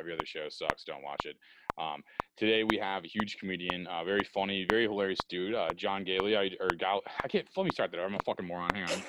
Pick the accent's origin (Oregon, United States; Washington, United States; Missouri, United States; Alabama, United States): Missouri, United States; I'm from Missouri